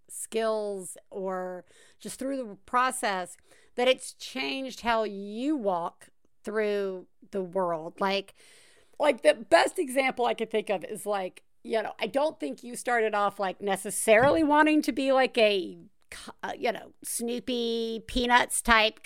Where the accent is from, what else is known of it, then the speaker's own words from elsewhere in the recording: the South, United States; I'm from the South.